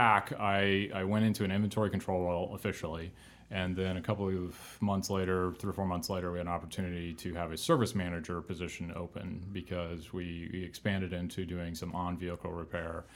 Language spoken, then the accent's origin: English; Fairbanks, Alaska, United States; moved away; And he took a job in an International dealer in Alaska, in Fairbanks, Alaska, post the pipeline years. And that's where I was born